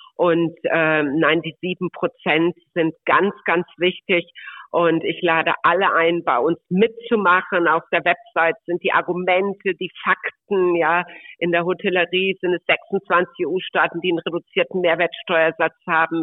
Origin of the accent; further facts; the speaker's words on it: Mönchengladbach, North Rhine-Westphalia, Germany; moved away as an adult; also born or lived in Würzburg; ich bin gebürtig aus Mönchengladbach vom Niederrhein